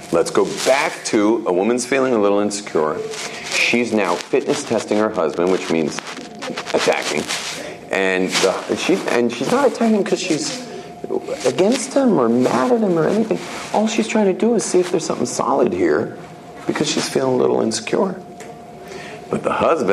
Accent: Jerusalem, Jerusalem District, Israel; I'm from Yerushalayim.

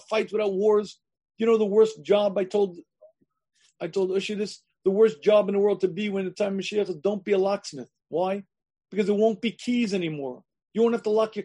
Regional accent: United States; I grew up in the United States of America

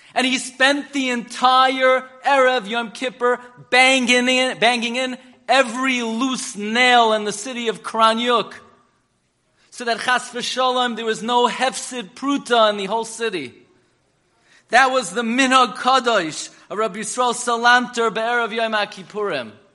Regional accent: New York City, New York, United States; I grew up in Flatbush on M and 31st

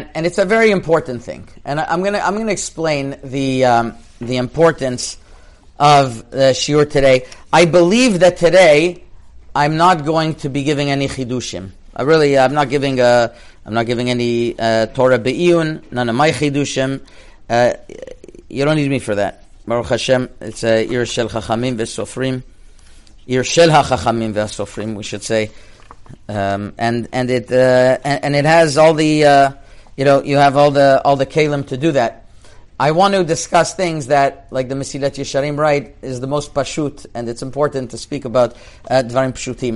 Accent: Montreal, Quebec, Canada; I grew up in Montreal, which is like Morocco, basically

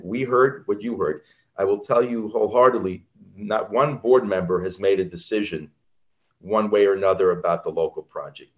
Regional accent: Franklin Square, New York, United States; also born or lived in Cedarhurst; I grew up on Long Island. I've always lived on Long Island. I grew up in Franklin Square

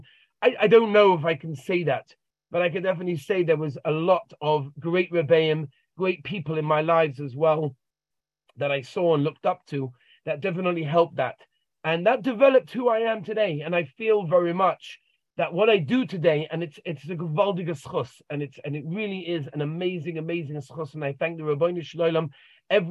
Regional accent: London, United Kingdom; I grew up in a regular home in London, Golders Green, two beautiful parents and wonderful siblings

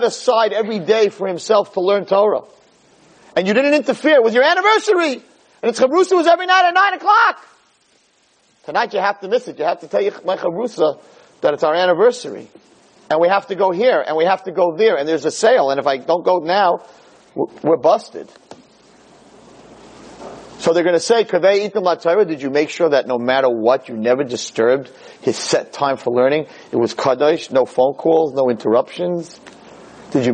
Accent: United States; We're Americans. We have American passports

